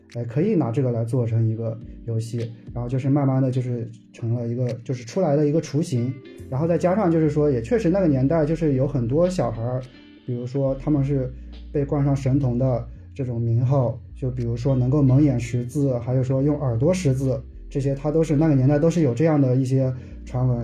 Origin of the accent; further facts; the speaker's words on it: the North, northern China, China; 因为我是北方人嘛，好像在北方的话，我就感觉在城市中好像不是经常能看到